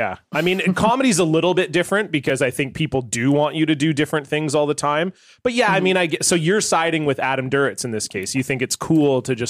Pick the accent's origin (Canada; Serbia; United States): Canada; Actually kind of fits the mode of being Canadian